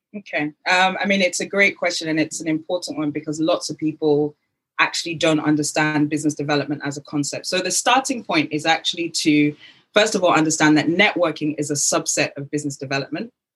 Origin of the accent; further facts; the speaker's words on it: United Kingdom; accent: British; also born or lived in Lagos, Nigeria; my British accent